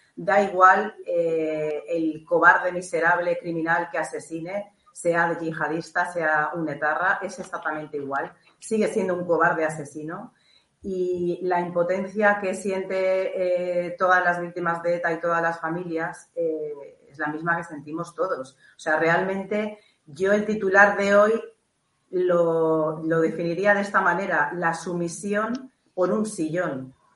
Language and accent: Spanish; Spain; como española